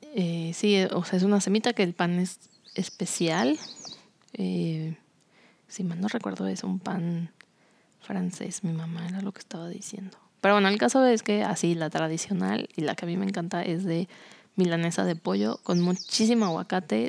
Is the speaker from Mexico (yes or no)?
yes; Cuernavaca, Morelos, Mexico; moved away as an adult; also born or lived in Mexico City; now in San Luis Potosí, Mexico; el lugar donde creciste toda tu vida